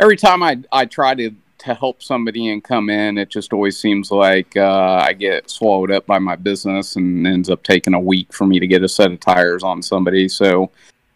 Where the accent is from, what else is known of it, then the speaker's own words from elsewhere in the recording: Mason, Ohio, United States; I'm from the Mason area, Cincinnati area